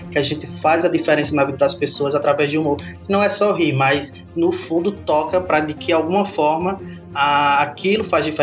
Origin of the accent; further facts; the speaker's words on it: Parelhas, Rio Grande do Norte, Brazil; now in Caicó, Brazil; eu sou do interior do Rio Grande do Norte, sou parelhense, cidadezinha no Seridó, mas atualmente eu moro em Caicó.